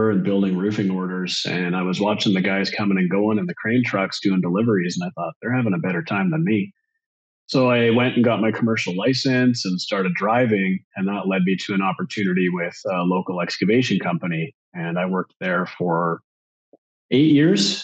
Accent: Vancouver Island, British Columbia, Canada; Vancouver Island up in Canada

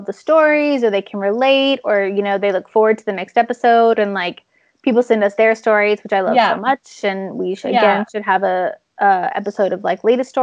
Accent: United States; now in Sweden; I'm an American citizen

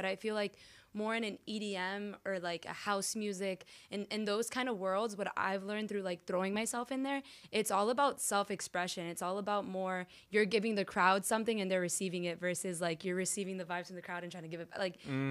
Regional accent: Miami, Florida, United States; Like, this is where I came from. Like, I'm from Miami.

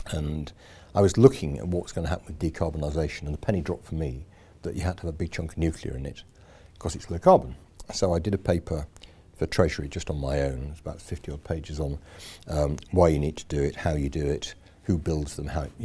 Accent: Yorkshire and the Humber, United Kingdom; accent: Yorkshire; So I'm a Yorkshireman. Um, there's a bit of accent left, I think. Um, it gets slightly worse when I'm back over there.

